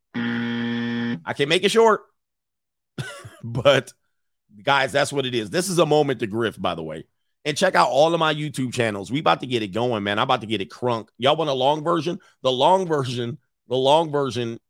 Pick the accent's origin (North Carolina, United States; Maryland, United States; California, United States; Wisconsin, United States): California, United States; Los Angeles; also born or lived in Hawthorne, California / Orange County, California; I grew up in Southern California, in the San Fernando Valley, and my early, early years was in the South Bay, Los Angeles County.